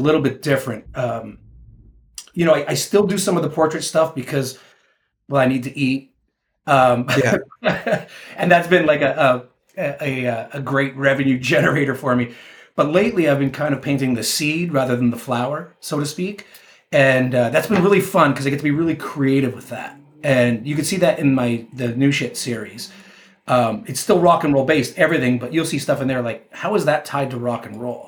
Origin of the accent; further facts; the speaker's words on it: Canada; I'm a 49-year-old guy from Canada, so you know that played hockey